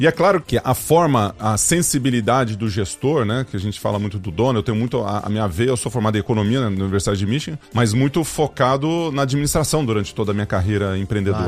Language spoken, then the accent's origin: Portuguese; Ituverava, São Paulo, Brazil; also born or lived in Ribeirão Preto; Eu sou nascido em Ribeirão Preto e fui uhum. para Ituverava, que é a minha cidade, não natal, mas onde eu vivi durante muito tempo.